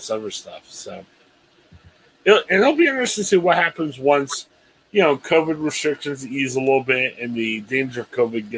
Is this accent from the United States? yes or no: yes; Stark County, Ohio, United States; I grew up in Stark County.